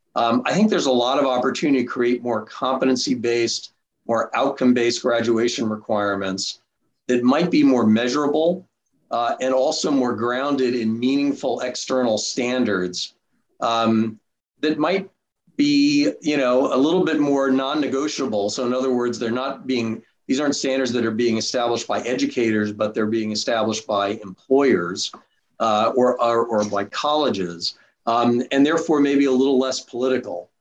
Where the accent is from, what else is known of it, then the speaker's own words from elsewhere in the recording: New York, United States; I grew up in New York. Went to high school at a public high school in New York